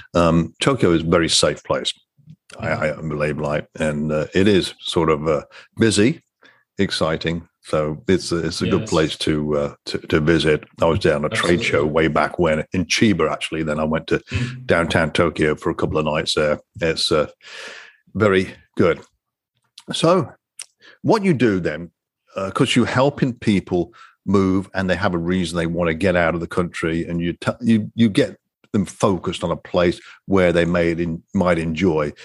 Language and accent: English; Coventry, West Midlands, United Kingdom; moved away as an adult; also born or lived in Ottawa, Canada / Singapore; now in United States; born and raised in England, Coventry, England